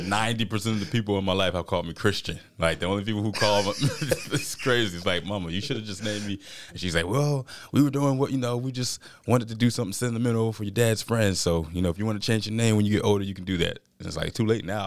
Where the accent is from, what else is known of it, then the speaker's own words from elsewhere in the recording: Albany, Georgia, United States; moved away as an adult; now in Jackson County, Mississippi, United States; I'm from Southwest Georgia, Albany, Georgia